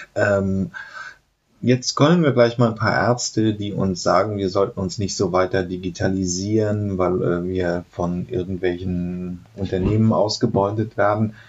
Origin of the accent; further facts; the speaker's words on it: Germany; sind wir halt Deutsche